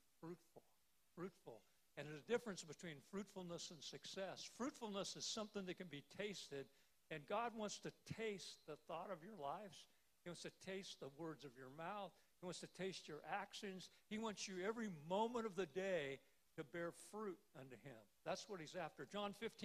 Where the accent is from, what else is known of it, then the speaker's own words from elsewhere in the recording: Salina, Kansas, United States; I was home in my hometown of Salina, Kansas